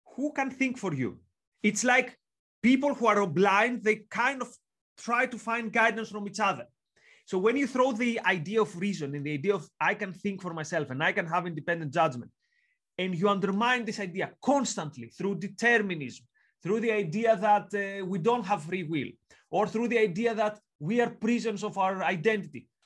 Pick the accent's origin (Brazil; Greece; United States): Greece; accent: Greek; now in York, United Kingdom; I'm from Greece, as you can tell from the accent and the long surname.